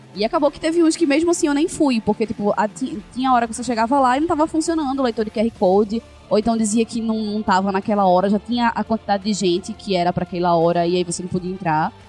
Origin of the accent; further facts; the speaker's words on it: Brazil; como bons brasileiros que somos